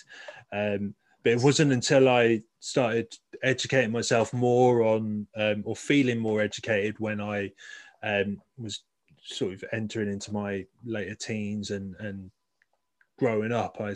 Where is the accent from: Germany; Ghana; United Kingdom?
United Kingdom; I'm really proud of being British